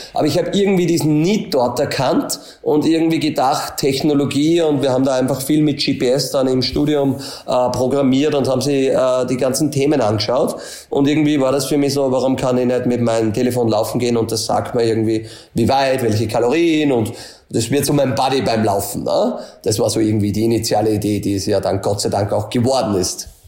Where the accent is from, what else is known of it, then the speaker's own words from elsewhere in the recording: a small village near Linz, Upper Austria, Austria; Ich komme aus Österreich. Ähm, dann ist eh schon immer relativ, äh, schwierig, Details zu erklären. Also Linz ist immer zwischen Salzburg und Wien, kennt nicht jeder, ist so eine Stadt mit zweihunderttausend Einwohner. Bin aber eigentlich von einem kleinen Dorf, von am Bauernhof, dort aufgewachsen